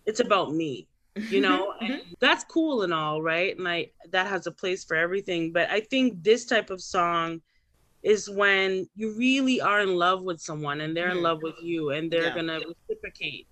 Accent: Canada; as a Canadian

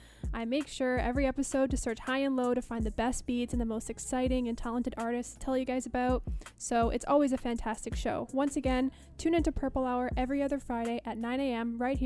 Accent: Toronto, Ontario, Canada; now in Montreal, Canada; I started the show because I grew up in Toronto and wanted to bring more of the hip-hop and R&B that I've grown up on to the Montreal scene.

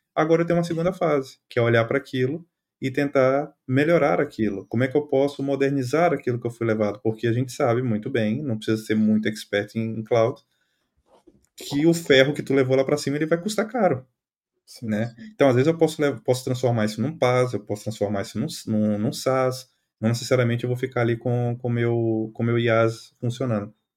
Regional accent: Brazil; moved away as an adult; now in Portugal; eu saí do Brasil

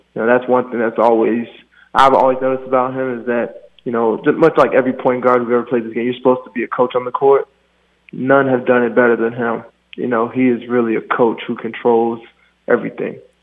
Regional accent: Maryland, United States; moved away; I'm from Maryland. That's home

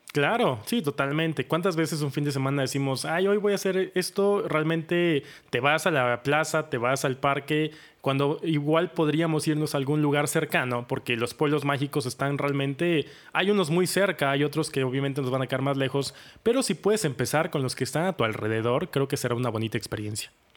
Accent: Orizaba, Veracruz, Mexico; Yo nací en Orizaba, que es otro pueblo mágico

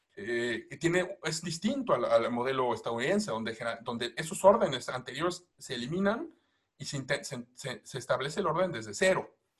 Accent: Mexico; nosotros como mexicanos

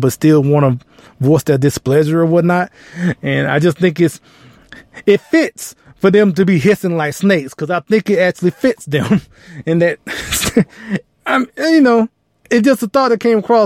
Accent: Texas, United States; I'm from Texas

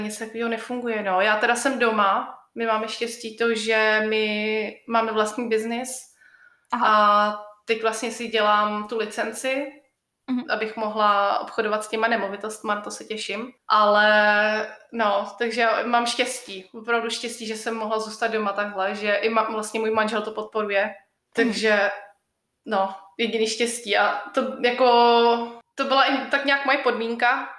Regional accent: Czechia; also born or lived in Colorado, United States; now in United States; u nás v Čechách

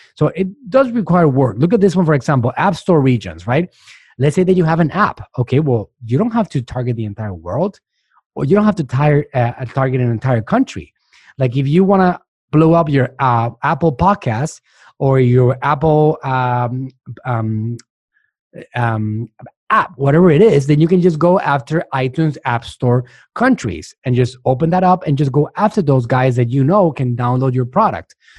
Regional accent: Puerto Rico; moved away as an adult; also born or lived in Mexico; now in United States; I'm from Puerto Rico

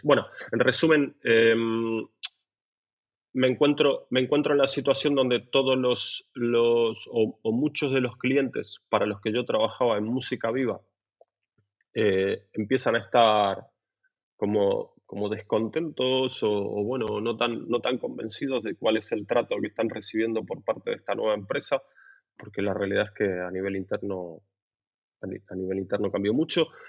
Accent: Buenos Aires, Argentina; now in Barcelona, Spain; soy de Buenos Aires, nacido en Buenos Aires

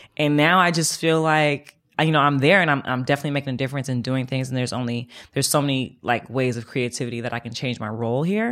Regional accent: Oakland, California, United States; also born or lived in Atlanta; I moved back from Atlanta home to Oakland.

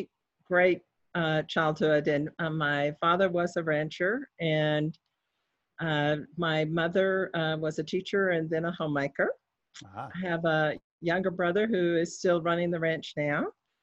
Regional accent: Bells, Texas, United States; It's called Bells, Texas, B-E-L-L-S, like bells ringing.

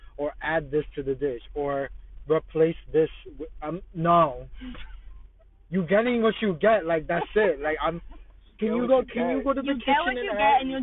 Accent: New Jersey, United States; also born or lived in Australia; I'm from Jersey.

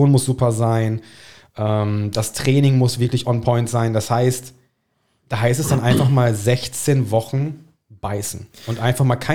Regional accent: England, United Kingdom; German is a second language; Ich bin ein Engländer.

